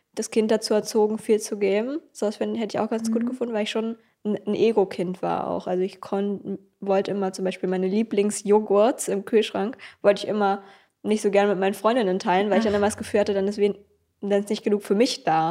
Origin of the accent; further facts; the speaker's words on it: Kleinmachnow, Brandenburg, Germany; also born or lived in Berlin; ich bin in Berlin geboren, aber in Kleinmach nur groß geworden. Und, äh, das ist so neben Berlin